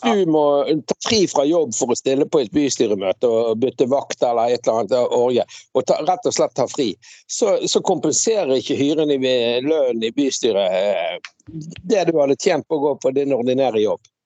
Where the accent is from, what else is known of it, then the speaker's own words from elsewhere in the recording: Bergen, Vestland, Norway; Jeg vokste jo opp på Laksevåg